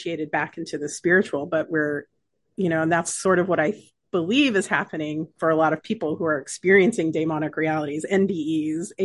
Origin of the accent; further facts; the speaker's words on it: United States; we grew up in America